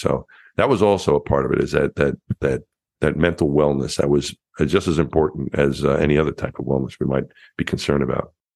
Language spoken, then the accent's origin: English; Franklin Square, New York, United States; moved away as an adult; also born or lived in Texas; I grew up in Franklin Square, Long Island, a neighborhood just outside of the New York City border in, in Long Island.